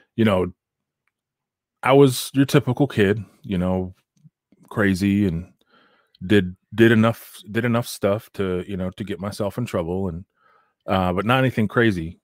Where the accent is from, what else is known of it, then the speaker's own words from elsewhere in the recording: United States; moved away; I'm Native American, so uh, I grew up on the reservation